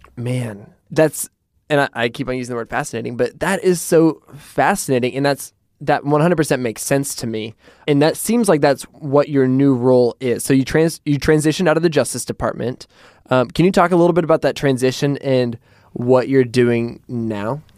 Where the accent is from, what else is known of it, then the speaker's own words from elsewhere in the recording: Portland, Oregon, United States; in Portland, I'm from Portland, and in Portland, when people use an umbrella, you're like, oh, that's a tourist